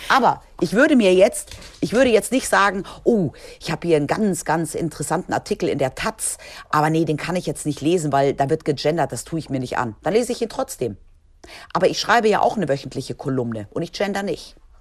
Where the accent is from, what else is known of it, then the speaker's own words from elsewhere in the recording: Spain; moved away; ich bin ja in Spanien aufgewachsen